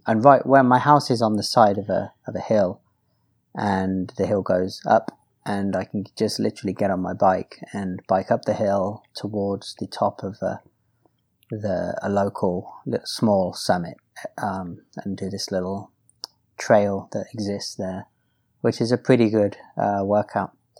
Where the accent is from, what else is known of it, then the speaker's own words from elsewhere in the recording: United Kingdom; I'm also British